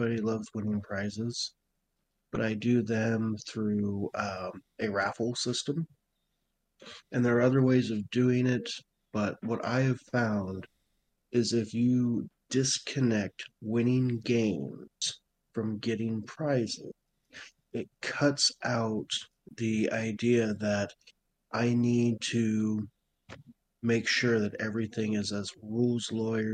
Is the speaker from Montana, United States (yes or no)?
yes; Montana, United States; I grew up in Montana.